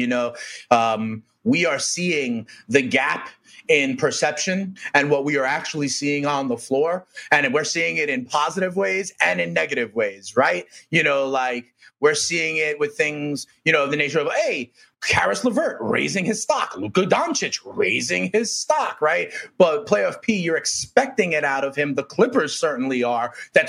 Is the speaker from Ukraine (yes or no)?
no; New York, United States; I am a New Yorker.